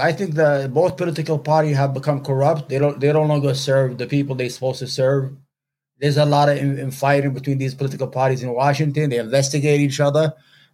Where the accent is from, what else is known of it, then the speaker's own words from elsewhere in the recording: Yemen; also born or lived in New York; now in United States; I'm from Yemen. You know, it's from Arabia. And we had in South Yemen, we had the Communist Party there